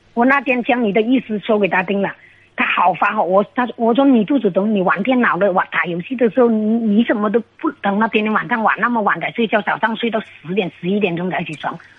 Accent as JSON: {"language": "Chinese", "region": "Guangxi", "country": "China", "said": "我是广西的"}